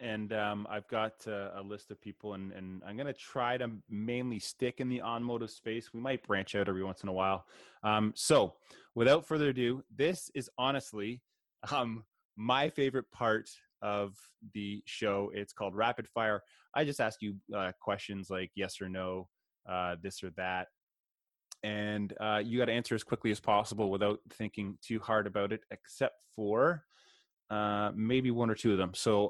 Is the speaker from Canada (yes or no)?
yes; Canada; I'm Canadian.